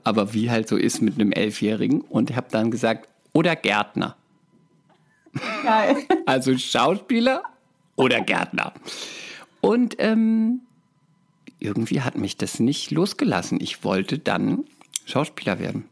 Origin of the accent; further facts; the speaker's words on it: Speyer, Rhineland-Palatinate, Germany; moved away as an adult; also born or lived in Cologne; Ich komme aus der Pfalz, aus Speyer